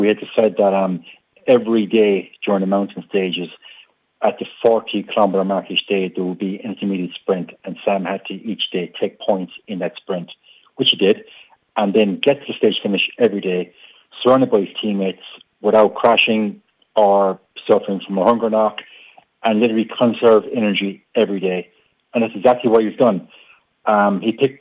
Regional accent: Ireland

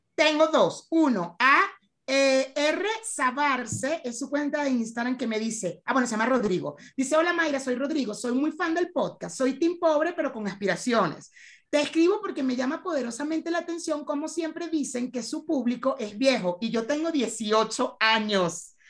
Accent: Venezuela; nosotros que somos venezolanos, que nuestra comunidad es venezolana

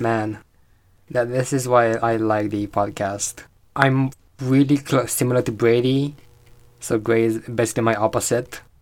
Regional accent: Romania; I'm eighteen. I'm from Romania.

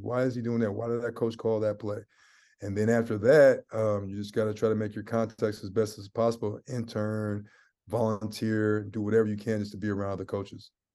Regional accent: Seattle, Washington, United States; moved away; also born or lived in San Francisco, California; I'm from Seattle, Washington. I was born in California, um, San Fran. I got a lot of family in the Bay Area. So, um, California kid, um, but I, I grew up in the Northwest

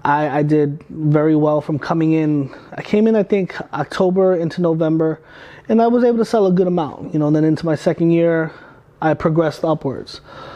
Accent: Brentwood, New York, United States; Like, I'm from Brentwood, Long Island. Mm-hmm. I went to high school from, I was class of 2004.

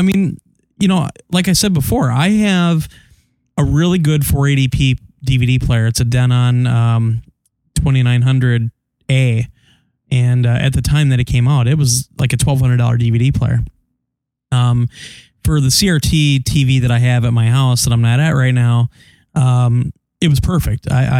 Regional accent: Dublin, Leinster, Ireland; I'm from Dublin.

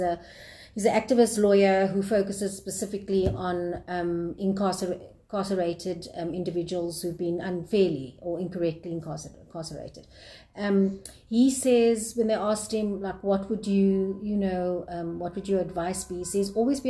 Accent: South Africa; South African citizens

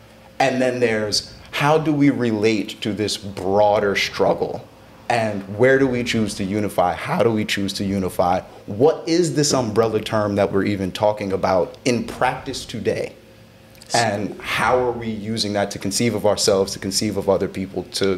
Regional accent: United States; I'm black American. I don't have another flag. I can't be like, I'm Jamaican, or I'm Nigerian, or I'm South African, or like, you know, my people are Kenyan. I'm black in a very generic American sense of the word.

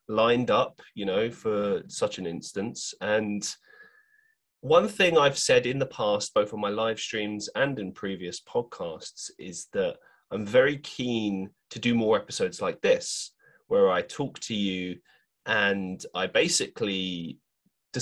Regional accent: London, United Kingdom; moved away as an adult; now in Manchester, United Kingdom; growing up in London

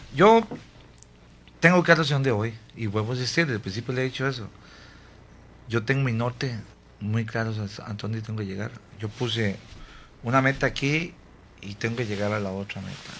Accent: San Carlos, Alajuela, Costa Rica; aquí en Costa Rica, en mi pueblo, San Carlos

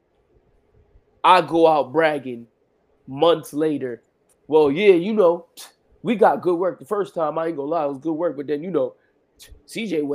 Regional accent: New York, United States; I'm from New York

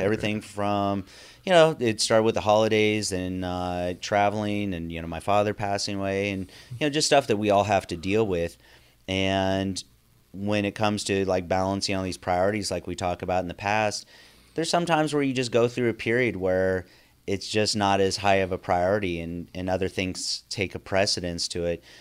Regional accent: Northern California, United States; growing up in Northern California

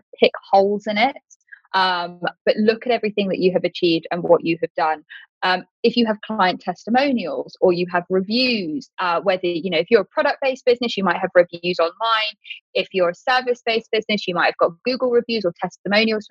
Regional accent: United Kingdom; I'm British

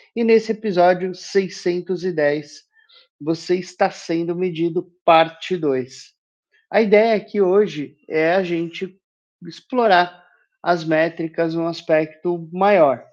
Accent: Brazil; Nós somos obrigados, enquanto brasileiros, a ir votar

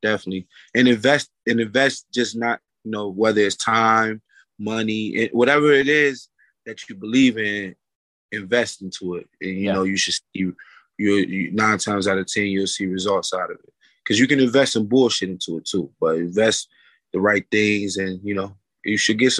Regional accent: New York, United States; also born or lived in Detroit, Michigan; I was born in Michigan, Detroit, Michigan, and moved to upstate New York when I was a kid. And then been back and forth, you know, throughout the years.

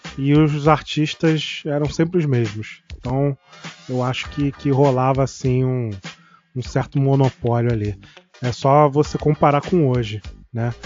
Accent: Rio de Janeiro, Brazil; a gente é carioca

